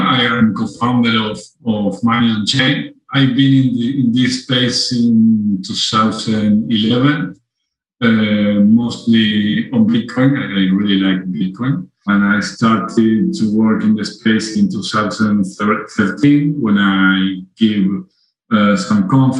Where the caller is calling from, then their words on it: Uruguay; I'm calling you from Uruguay.